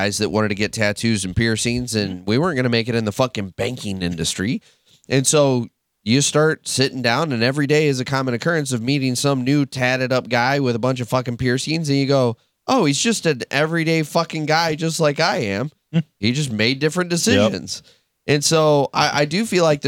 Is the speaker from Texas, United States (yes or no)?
yes; Texas, United States; moved away; I'm originally from Texas, very conservative.